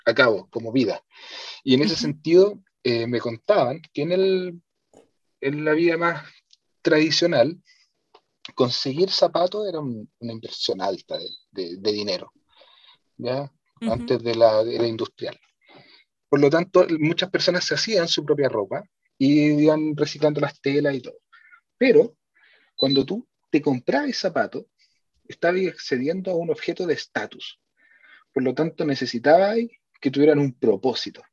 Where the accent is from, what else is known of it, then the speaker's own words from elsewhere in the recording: Santiago, Santiago Metropolitan Region, Chile; mi experiencia como santiaguino